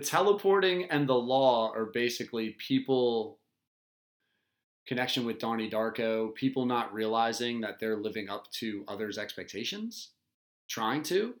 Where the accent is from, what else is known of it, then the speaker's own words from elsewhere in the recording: Delaware, United States; accent: Delaware; my Delaware accent